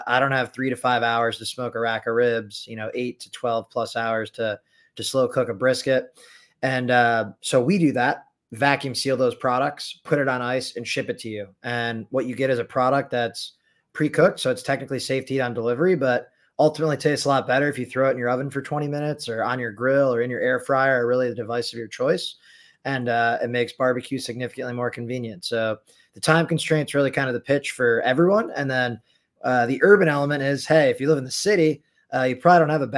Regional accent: Chicago, Illinois, United States; I'm from Illinois as well, or Chicago

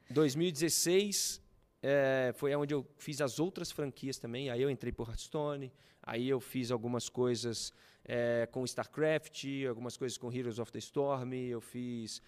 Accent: Juiz de Fora, Minas Gerais, Brazil; moved away as an adult; now in São Paulo, Brazil; voltei para Juiz de Fora, que eu sou de Juiz de Fora, eu vim em São Paulo fazer isso.

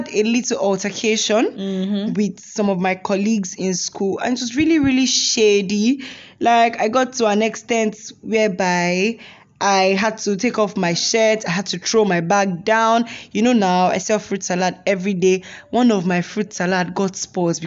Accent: Imo, Nigeria; I am from Imo State

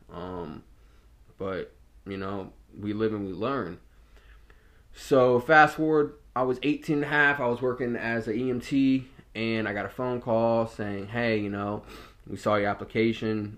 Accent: Norfolk, Virginia, United States; I grew up in Ocean View, so it's a heavily mixed population out there. I went to a predominantly African-American high school and middle school. I went to Azalea Middle School and Norview High School

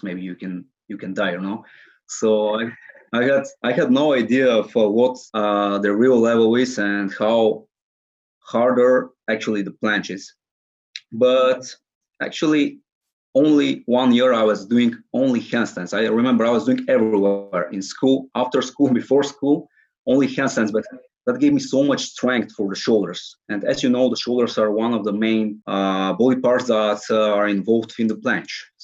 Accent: Sofia, Sofia City, Bulgaria; I'm currently 21 years old and I'm from Sofia, Bulgaria

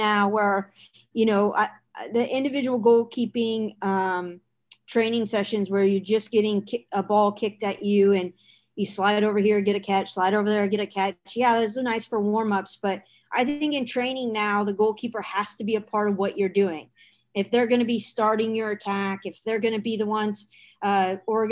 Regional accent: Washington, United States; moved away; also born or lived in Boston; I grew up in Washington State

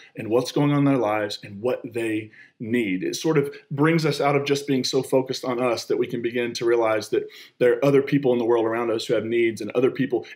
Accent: United States; moved away; I grew up on the Kentucky-West Virginia line. I identify both Kentucky and West Virginia

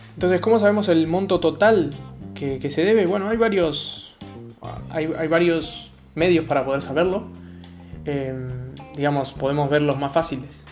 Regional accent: Argentina; soy argentino

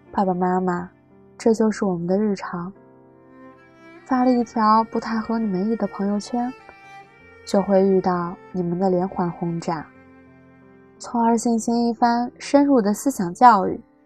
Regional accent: Suqian, Jiangsu, China; moved away as an adult; now in Nanjing, China; 来自江苏宿迁。我在南京大学，距离我的家乡二百四十九公里

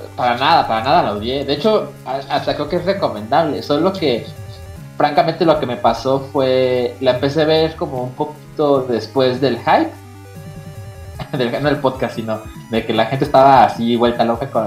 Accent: Mexico; now in Mexico City, Mexico; soy mexicano, ¿no? Y que estoy en Ciudad de México

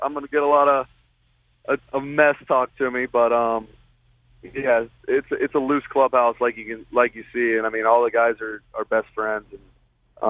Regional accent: Albuquerque, New Mexico, United States; moved away as an adult; also born or lived in Houston, Texas; we're proud to say that we're from New Mexico. We're proud to say we're from Albuquerque

